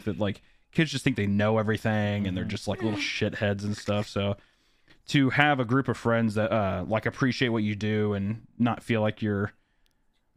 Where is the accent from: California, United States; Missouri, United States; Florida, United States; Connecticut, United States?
Missouri, United States; Kearney; I grew up in Kearney, Missouri, which is, like, a very small cattle town in Missouri